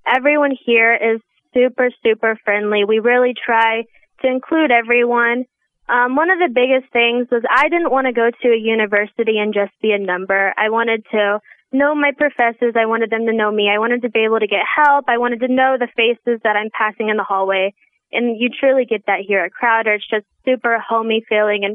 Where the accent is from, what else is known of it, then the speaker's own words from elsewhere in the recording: Joplin, Missouri, United States; My hometown is in Joplin, Missouri